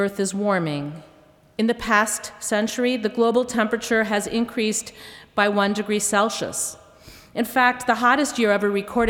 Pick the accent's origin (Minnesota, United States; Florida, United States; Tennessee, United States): Minnesota, United States; growing up in Minnesota